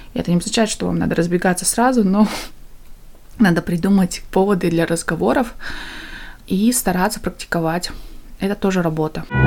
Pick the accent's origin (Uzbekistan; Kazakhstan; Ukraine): Kazakhstan; East Kazakhstan Region; moved away as an adult; now in United Kingdom; мы из Восточного Казахстана, и села, где село, которое основали переселенцы из Украины, и мы всегда жили очень такое в межнациональном, межкультурном обществе. Я выросла в такой атмосфере